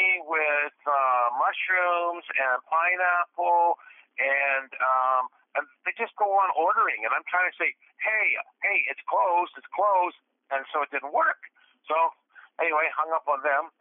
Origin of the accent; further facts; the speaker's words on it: Canada; I'm a Canadian truck driver